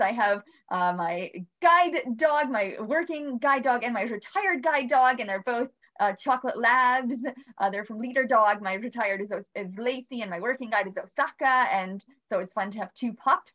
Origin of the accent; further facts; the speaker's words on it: Bosnia & Herzegovina; now in Albany, United States; I am originally from Bosnia. Came with my brother